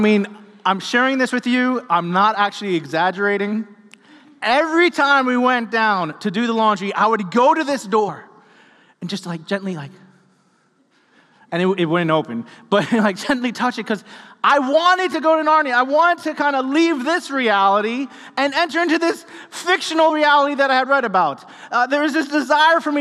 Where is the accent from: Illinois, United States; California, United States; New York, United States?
New York, United States; New York City; I grew up in New York City, and I grew up in a six-story apartment building.